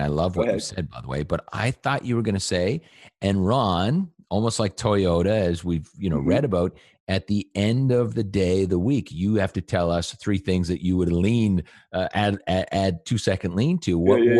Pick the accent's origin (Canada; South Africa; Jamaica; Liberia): Canada; I'm Canadian.